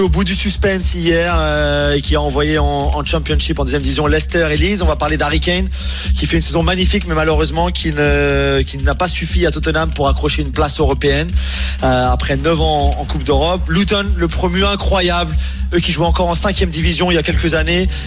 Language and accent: French; Normandy, France; Normand, moi, d'origine.